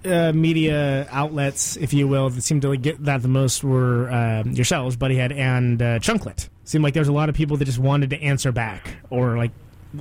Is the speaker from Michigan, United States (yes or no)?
no; Modesto, California, United States; I'm from, you know, I grew up in Modesto.